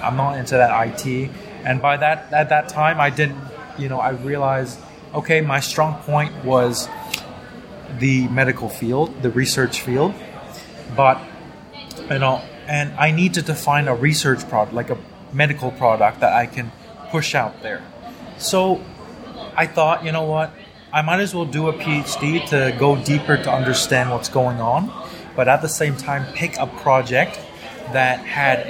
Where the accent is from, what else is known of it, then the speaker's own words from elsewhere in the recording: Thailand; moved away as an adult; also born or lived in Toronto; now in Singapore; growing up in Thailand